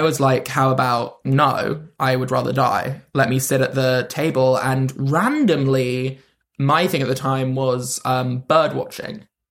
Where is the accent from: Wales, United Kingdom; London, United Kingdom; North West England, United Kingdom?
London, United Kingdom; I'm from London